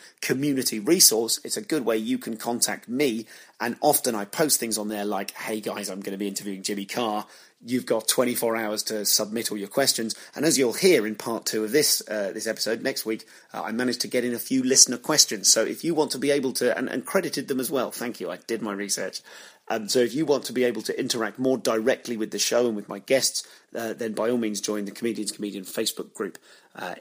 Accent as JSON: {"language": "English", "town": "Leamington Spa", "region": "West Midlands", "country": "United Kingdom", "tie": "born or raised there", "said": "where I grew up in Leamington Spa"}